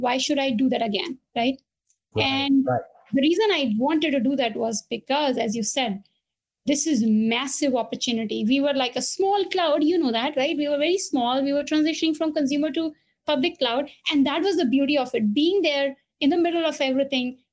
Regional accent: India; moved away; I was born and brought up in India

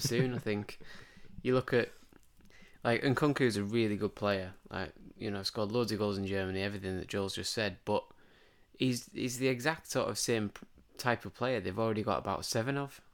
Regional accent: England, United Kingdom; we sit here as, as English, um, football fans

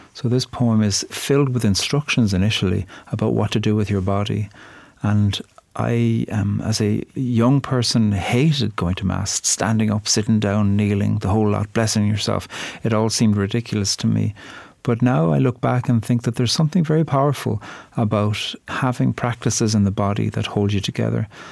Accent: Ireland; I'm a poet from Ireland. And when I grew up, we learned poetry in Irish and English off by heart every week from the age of five.

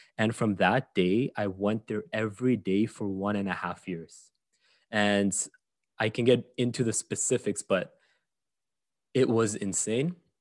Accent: Saudi Arabia; moved away; I grew up in Saudi Arabia, which is, um, a very, very, very, very unique place. And I only discovered that once I left

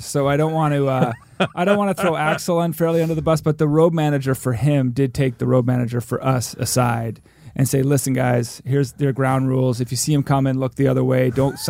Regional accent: Canada; born there; We committed the cardinal sin of being born north of th

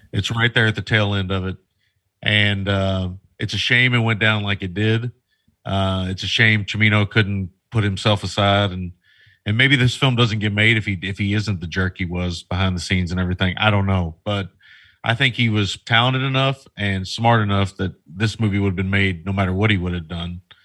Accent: United States; as an American

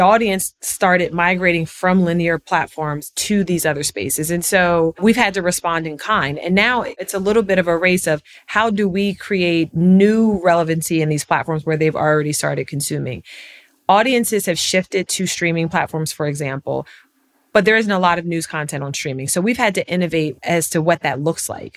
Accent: York, Pennsylvania, United States; I was born in York, Pennsylvania. It's nine square miles, home of the Peppermint Patty, if you've ever had a York Peppermint Patty. And it was a very interesting city to grow up in.

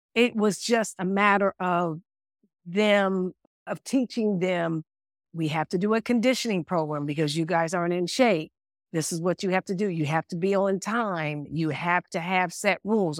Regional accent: United States; moved away as an adult; also born or lived in Munich, Germany; me being a American coach

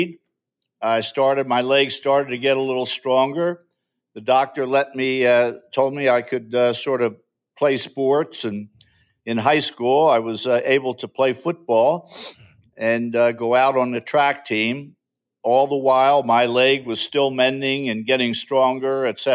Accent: Drexel Hill, Pennsylvania, United States; moved away as an adult; also born or lived in Lansdowne, Pennsylvania; I was born in Drexel Hill, Pennsylvania, which is a small borough right outside of West Philadelphia. And I grew up there all my life.

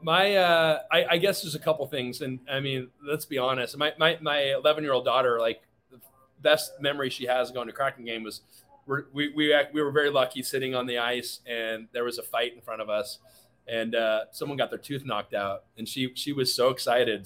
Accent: Seattle, Washington, United States; I grew up in Seattle.

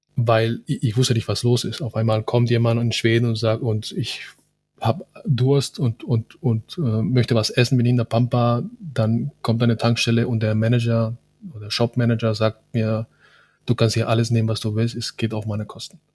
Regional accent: Cali, Valle del Cauca, Colombia; now in Germany; ich bin in, in Cali geboren

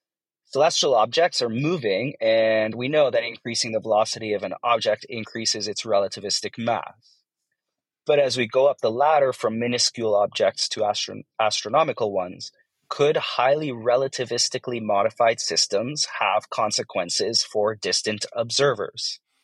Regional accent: Toronto, Ontario, Canada; I'm from Toronto, Ontario, Canada, and I have a dark matter question.

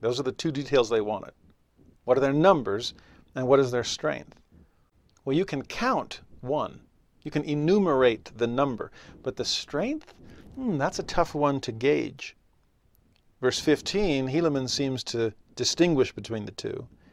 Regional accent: California, United States; moved away as an adult; also born or lived in Tennessee; I was raised in California, and for eight years raised my kids in Tennessee

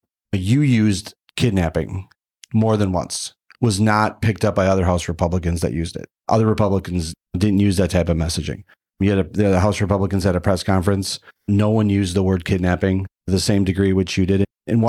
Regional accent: Minnesota, United States; As a parent, as a Minnesotan, I have a number of concerns about the legislation

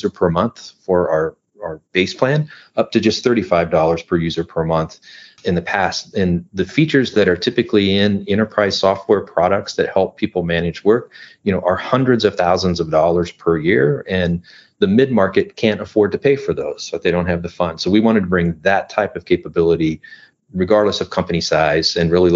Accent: Midwest, United States; now in Southern California, United States; I'm originally from the Midwest. I now live in Southern California.

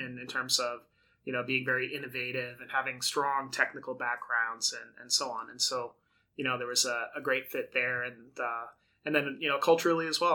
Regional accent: Brockton, Massachusetts, United States; I grew up in Brockton, Massachusetts

